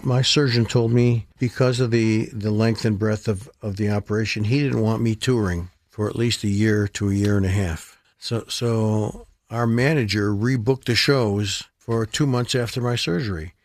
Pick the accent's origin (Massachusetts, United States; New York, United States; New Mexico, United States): New York, United States; Rochester; Strong Memorial Hospital in Rochester, which is my hometown